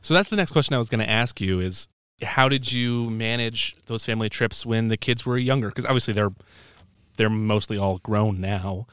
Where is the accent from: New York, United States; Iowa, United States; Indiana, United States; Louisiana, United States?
Iowa, United States; Dubuque; moved away; I'm from Dubuque, Iowa, originally